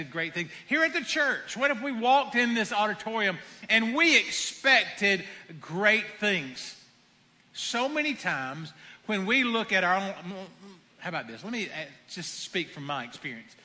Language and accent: English; the South, United States; I am from the South